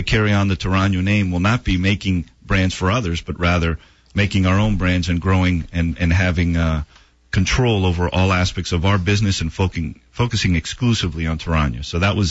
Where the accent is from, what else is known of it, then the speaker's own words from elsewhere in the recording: Miami, Florida, United States; I was born and raised in Miami